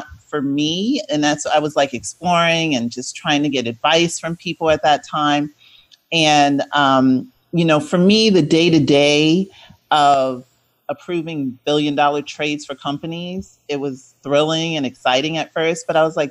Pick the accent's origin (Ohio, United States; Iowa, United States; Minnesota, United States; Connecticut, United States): Connecticut, United States; moved away as an adult; also born or lived in Boston / New Orleans; I grew up in Connecticut.